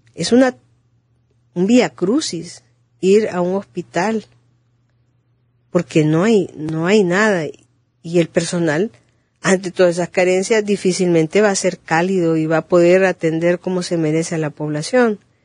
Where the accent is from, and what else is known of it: Honduras